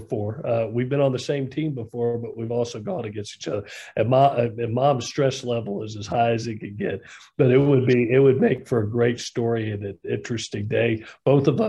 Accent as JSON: {"language": "English", "region": "Southeast", "country": "United States", "tie": "born or raised there", "said": "I grew up in the Southeast"}